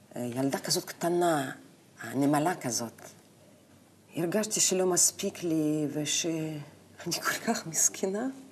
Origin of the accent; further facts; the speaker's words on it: Novosibirsk, Novosibirsk Oblast, Russia; Hebrew is a second language; moved away as an adult; also born or lived in Moscow, Russia; now in Israel; אני נולדתי בנובוסיבירסק.